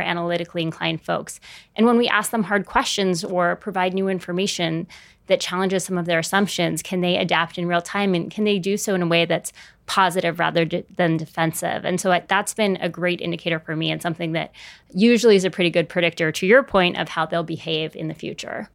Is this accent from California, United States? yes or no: yes; San Francisco, California, United States; moved away; I grew up in San Francisco, so I went home